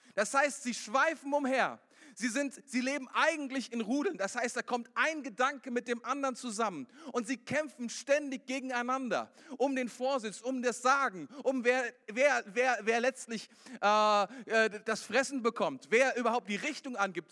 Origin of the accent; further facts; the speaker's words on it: Germany; bei uns in Deutschland